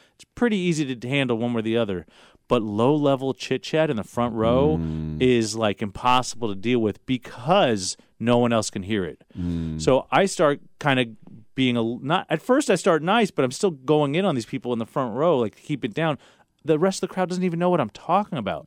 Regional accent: Los Angeles, California, United States; I grew up in Los Angeles

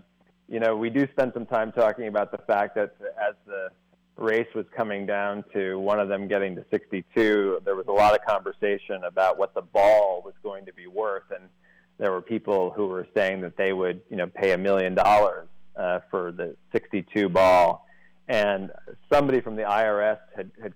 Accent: Edwardsville, Illinois, United States; moved away as an adult; now in Los Angeles, United States; I grew up just outside of St. Louis, Edwardsville, Illinois, just over the river

